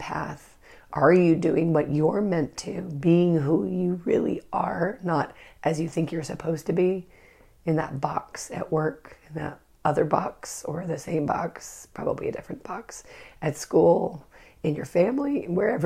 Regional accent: Northern California, United States; I'm from Northern California.

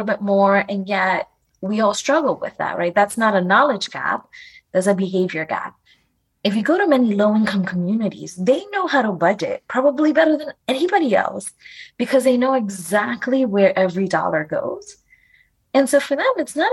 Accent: New York City, New York, United States; also born or lived in Dominican Republic; I was born in the Dominican Republic. My family immigrated to the Bronx

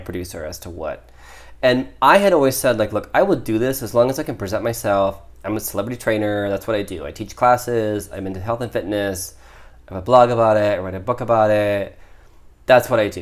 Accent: Midwest, United States; I'm from the Midwest

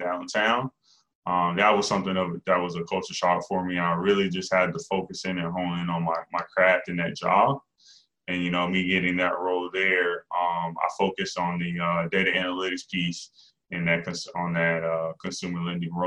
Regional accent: New Haven, Connecticut, United States; I grew up in New Haven, Connecticut with both my parents.

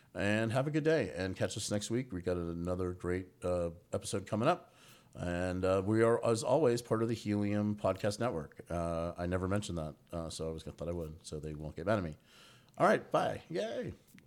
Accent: Bossier City, Louisiana, United States; now in Atlanta, United States; was born in Bossier City.

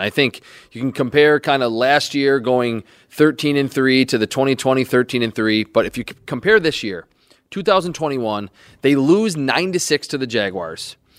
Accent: Western New York, United States; me being again born and raised in Western New York, or not born here, but raised in Western New York, in a Bills fan family

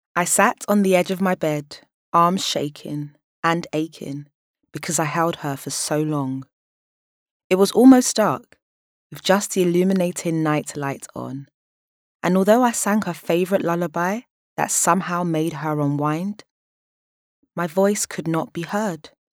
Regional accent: London, United Kingdom; Born and raised in South London

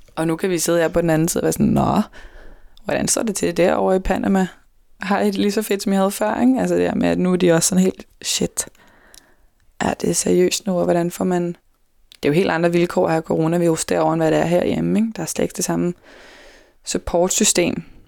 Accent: Denmark

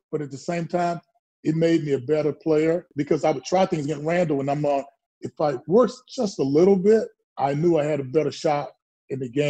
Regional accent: Texas, United States; moved away; growing up in Texas

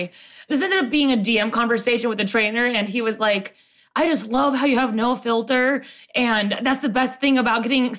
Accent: Portland, Oregon, United States; Yes, I'm from Portland. I'm currently in Portland.

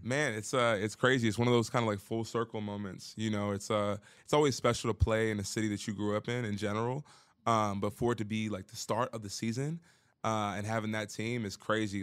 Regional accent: Baltimore, Maryland, United States; moved away; I'm from Baltimore

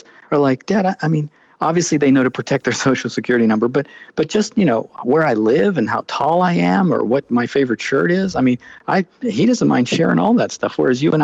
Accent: Pittsburgh, Pennsylvania, United States; when I was growing up in Pittsburgh

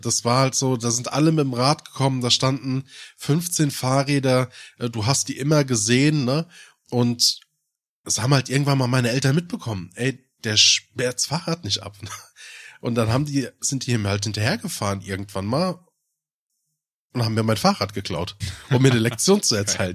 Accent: Germany; ich bin im Odenwald groß geworden

